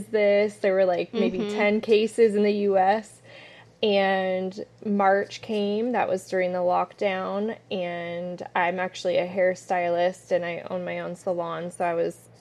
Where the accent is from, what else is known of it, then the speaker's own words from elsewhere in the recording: San Diego, California, United States; moved away as an adult; now in San Antonio, United States; I was born and raised in San Diego, California.